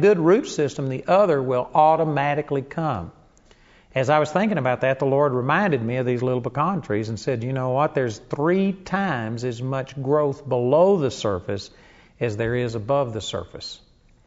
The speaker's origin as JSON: {"language": "English", "town": "Arlington", "region": "Texas", "country": "United States", "tie": "born or raised there", "said": "When I was a kid, I grew up in Arlington, Texas"}